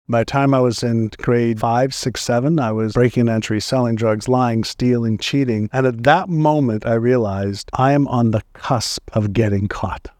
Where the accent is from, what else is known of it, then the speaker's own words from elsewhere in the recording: Montreal, Quebec, Canada; English is a second language; also born or lived in Tel Aviv, Israel; now in San Diego, United States; I was born in Tel Aviv, Israel, and my parents were tired of the war in Israel, and they wanted to just raise my brother, my sister, and I in a place that didn't have wars. And because my father and mother both spoke French, they decided Montreal